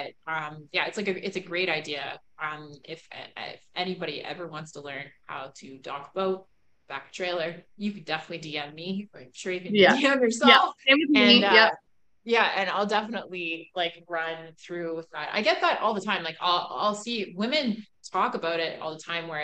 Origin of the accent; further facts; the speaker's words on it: Scotland, United Kingdom; moved away; also born or lived in Canada; I grew up in Scotland